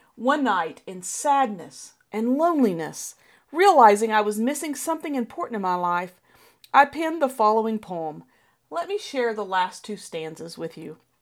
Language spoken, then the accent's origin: English; Colorado, United States; As a child growing up in Colorado